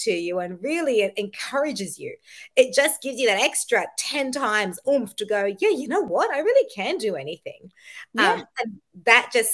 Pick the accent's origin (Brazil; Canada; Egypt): Egypt; I'm Egyptian